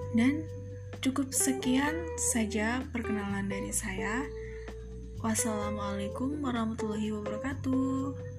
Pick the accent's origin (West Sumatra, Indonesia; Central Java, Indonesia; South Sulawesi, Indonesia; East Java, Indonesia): Central Java, Indonesia; Cempaka village, Bumijawa district, Tegal Regency